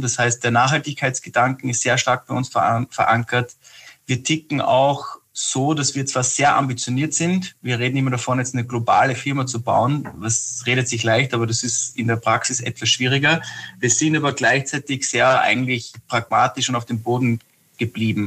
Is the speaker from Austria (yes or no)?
yes; Austria; also born or lived in Scotland; als Österreicher